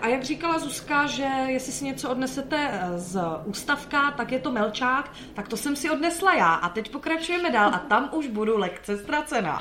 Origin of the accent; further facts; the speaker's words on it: Slovakia; moved away; a já jsem zo Slovenska